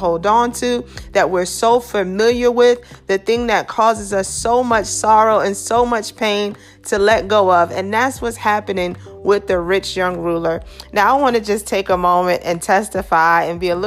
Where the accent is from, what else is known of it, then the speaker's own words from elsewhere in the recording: New York City, New York, United States; Growing up in Brooklyn